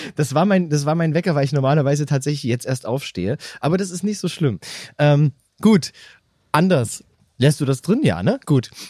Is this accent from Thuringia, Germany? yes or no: no; Saxony, Germany; born or raised there; accent: Saxon; moved away; also born or lived in Bavaria